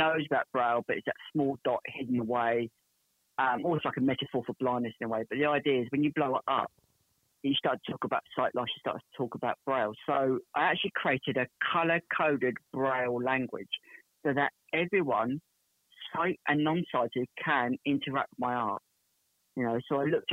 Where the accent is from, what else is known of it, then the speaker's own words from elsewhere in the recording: Portsmouth, South East England, United Kingdom; I'm from Portsmouth in England